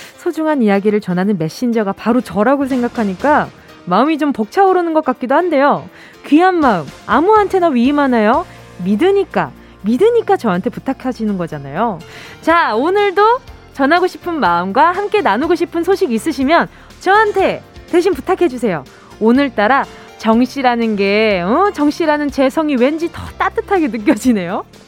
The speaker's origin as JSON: {"language": "Korean", "region": "Busan", "country": "South Korea", "tie": "born or raised there", "moved": "yes", "said": "제가 고향이 부산인데도"}